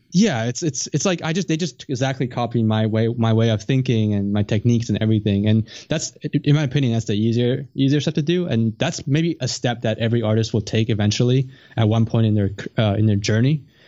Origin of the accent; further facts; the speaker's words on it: Canada; I'm from Canada, I'm not in the U S